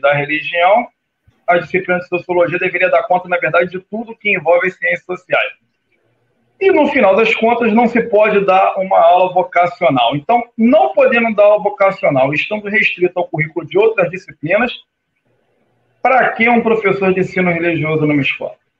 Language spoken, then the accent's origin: Portuguese; Rio de Janeiro, Brazil; also born or lived in Icaraí, Niterói; now in Niterói, Brazil; Penha é um bairro subúrbio da capital fluminense, aonde eu fui criado